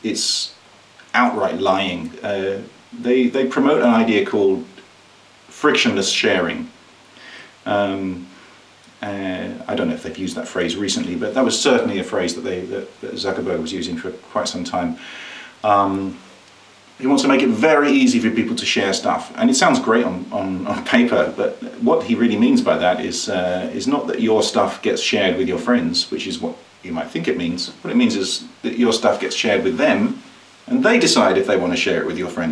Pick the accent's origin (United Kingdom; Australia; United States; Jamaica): United Kingdom; I grew up in Britain, where you have the Republican view